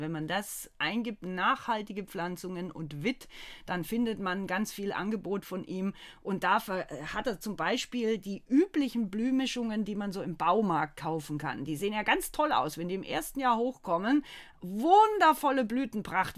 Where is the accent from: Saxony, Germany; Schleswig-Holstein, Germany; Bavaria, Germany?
Bavaria, Germany; moved away as an adult; also born or lived in Baden-Württemberg; now in North Rhine-Westphalia, Germany; Ich komme ja aus Bayern.